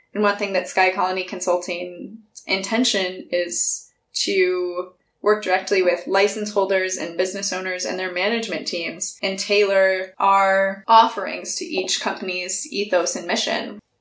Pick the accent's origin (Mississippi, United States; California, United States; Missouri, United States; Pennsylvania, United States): California, United States; moved away as an adult; also born or lived in Washington; I'm originally from California and spent the last decade living in beautiful Washington state